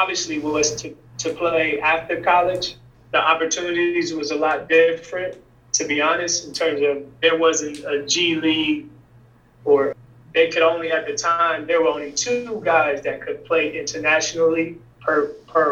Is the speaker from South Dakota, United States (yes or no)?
no; Detroit, Michigan, United States; moved away as an adult; also born or lived in Eugene, Oregon; now in Atlanta, United States; I grew up in Detroit, and during the 80s, it was just crazy, phenomenal basketball culture